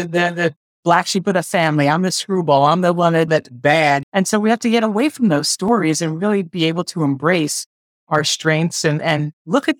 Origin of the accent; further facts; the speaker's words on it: New Jersey, United States; also born or lived in Brooklyn, New York; I was born in Brooklyn in 1962, and then we moved to New Jersey when I was 4 years old, and I went to school